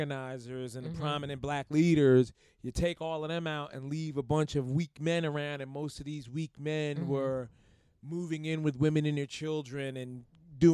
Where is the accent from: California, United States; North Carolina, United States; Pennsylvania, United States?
Pennsylvania, United States; Philadelphia; I grew up in Philly